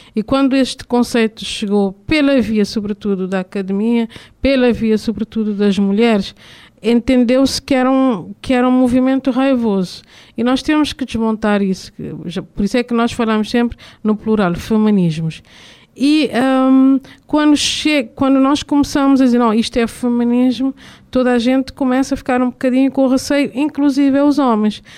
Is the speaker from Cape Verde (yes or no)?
yes; Cape Verde; enquanto cabo-verdiana